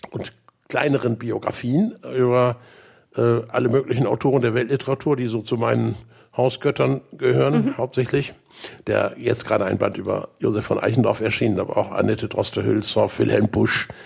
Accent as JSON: {"language": "German", "town": "Bremerhaven", "region": "Bremen", "country": "Germany", "tie": "born or raised there", "said": "Geboren in und aufgewachsen in Bremerhaven, Studium in Hannover, äh, an der damaligen Technischen Universität."}